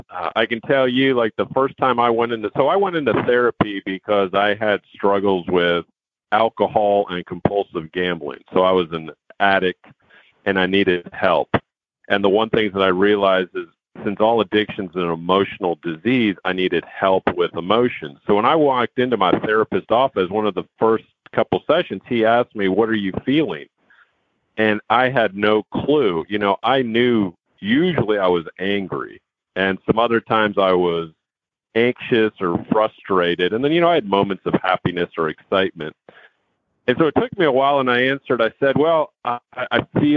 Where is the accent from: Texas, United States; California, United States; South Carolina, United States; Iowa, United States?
Texas, United States; Houston; also born or lived in New York City, United States; I was born in New York City, but I grew up here in Houston